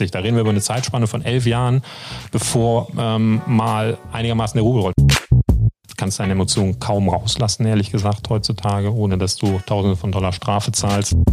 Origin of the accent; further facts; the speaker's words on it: Korschenbroich, North Rhine-Westphalia, Germany; Ich äh, heiße … Ich komme aus Korschenbrüch. Ähm, Weltmetropole kennt man.